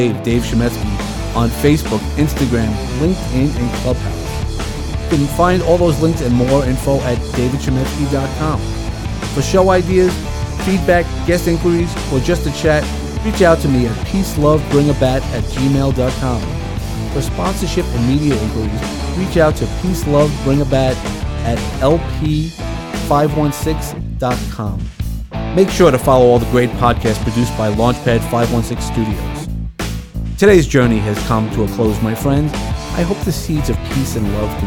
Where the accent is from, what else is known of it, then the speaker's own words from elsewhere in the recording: New York, United States; accent: New York; using my New York accent